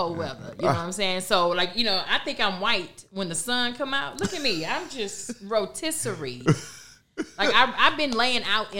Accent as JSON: {"language": "English", "town": "Houston", "region": "Texas", "country": "United States", "moved": "yes", "said": "You know, I'm from Houston."}